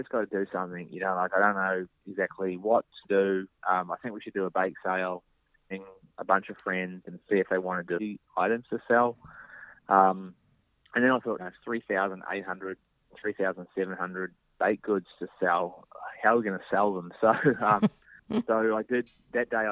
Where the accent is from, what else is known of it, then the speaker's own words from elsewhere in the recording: New Zealand; now in Melbourne, Australia; being a New Zealander and growing up in New Zealand